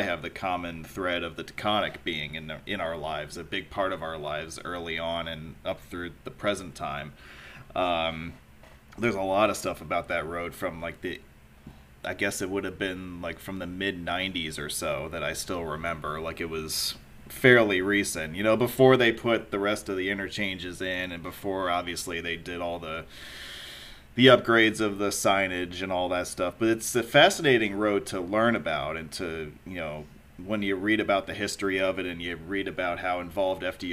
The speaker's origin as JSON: {"language": "English", "town": "Wappingers Falls", "region": "New York", "country": "United States", "tie": "born or raised there", "said": "I'm from Dutchess County originally. I was actually born out of state, but I ended up here at the age of roughly two or so"}